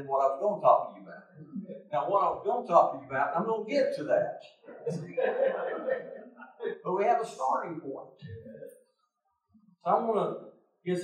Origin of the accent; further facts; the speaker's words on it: Mississippi, United States; I'm from Mississippi